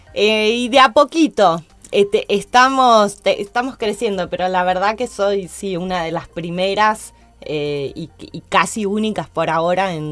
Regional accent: Argentina; Soy la única argentina en formar parte de su equipo en Estados Unidos

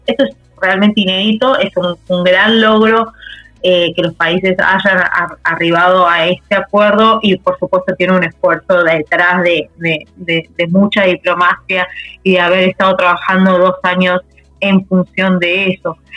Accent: Argentina; como país, como Argentina

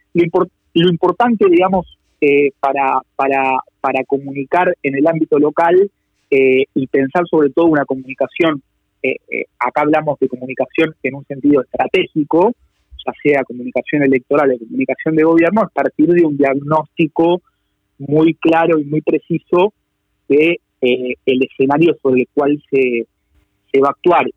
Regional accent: Buenos Aires, Argentina; quienes trabajamos por ahí en campañas del, interior del país, pero que por ahí venimos de la ciudad de Buenos Aires

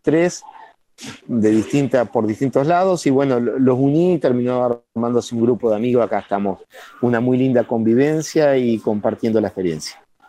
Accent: Gualeguaychú, Entre Ríos, Argentina; Somos todos de Gualeguaychú

